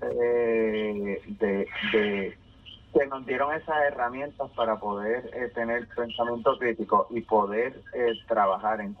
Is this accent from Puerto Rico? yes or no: yes; Bayamón, Puerto Rico; yo soy nacido y criado en Bayamón, pero mi familia materna es de Comerío, mi familia paterna es de Corozal, o sea que tengo el campo dentro de la avena de la ciudad así que soy campo y ciudad en una misma persona